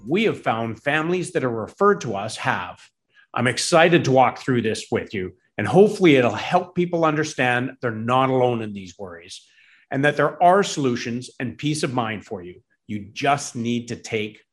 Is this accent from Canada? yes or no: yes; Campbell River, British Columbia, Canada; both of us are actually born and raised in BC. I was born in Campbell River